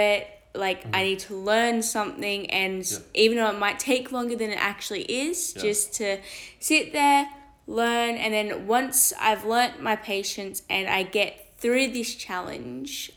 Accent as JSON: {"language": "English", "town": "Belmont", "region": "New South Wales", "country": "Australia", "said": "I'm from New South Wales near Belmont"}